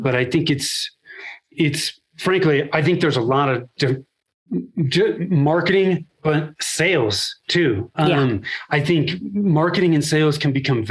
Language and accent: English; Northern California, United States; moved away as an adult; now in Denver, United States; I was born and raised in Northern California. I'm still in the Denver area now